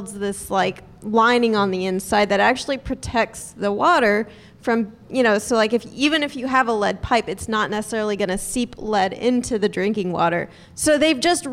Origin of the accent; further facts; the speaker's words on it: San Diego, California, United States; I grew up in San Diego